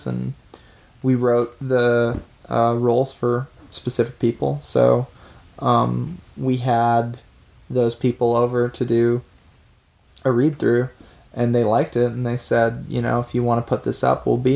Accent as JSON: {"language": "English", "town": "Vancouver", "region": "British Columbia", "country": "Canada", "tie": "born or raised there", "said": "we're two kids from Vancouver"}